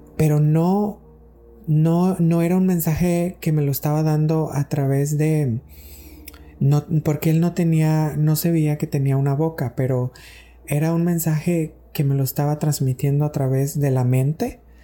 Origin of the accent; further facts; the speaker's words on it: Mexico; estaba en México, de donde soy, en mi pueblo